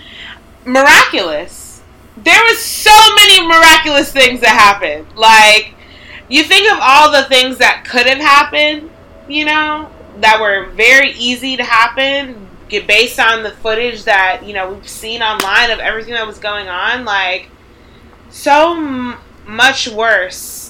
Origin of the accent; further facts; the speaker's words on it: United States; we're Americans